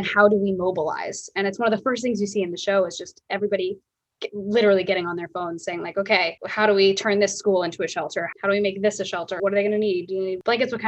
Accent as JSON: {"language": "English", "region": "Ohio", "country": "United States", "tie": "born or raised there", "moved": "yes", "lives_now": "New York City, United States", "said": "where I grew up in Ohio, like there was definitely a small town feel"}